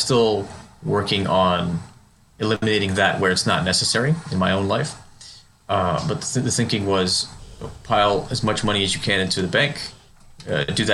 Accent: United States; I am an American. I was born here and raised here

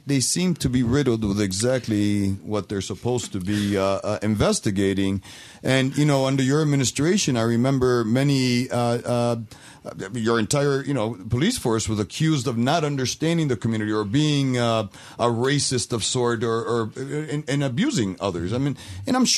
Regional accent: Rochester, New York, United States; I also am born and raised in Rochester.

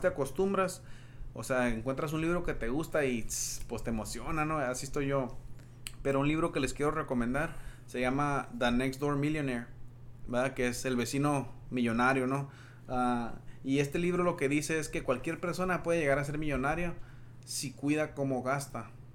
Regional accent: Yuma, Arizona, United States; moved away as an adult; also born or lived in Tucson, Arizona; siendo de Yuma, Arizona

